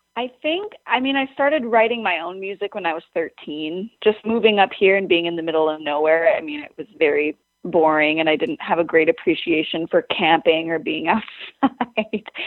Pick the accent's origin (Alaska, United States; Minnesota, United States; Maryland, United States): Minnesota, United States; Lake Washburn, northern; It's the lake I grew up on and the lake that is just like outside the window from me right now, which is called Lake Washburn